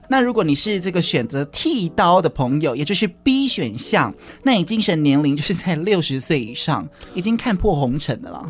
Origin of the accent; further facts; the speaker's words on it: Kaohsiung, Taiwan; 明明也是高雄的我